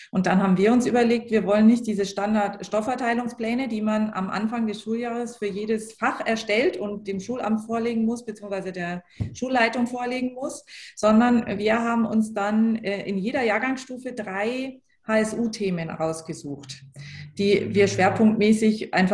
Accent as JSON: {"language": "German", "region": "Schleswig-Holstein", "country": "Germany", "moved": "yes", "lives_now": "Bavaria, Germany", "said": "ich komme ja ursprünglich aus Schleswig-Holstein"}